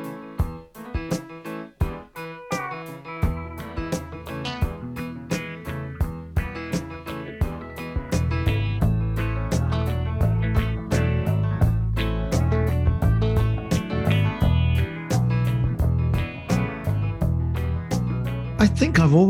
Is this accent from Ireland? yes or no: no; Sheffield, Yorkshire and the Humber, United Kingdom; I was born in Sheffield, which is in the north of England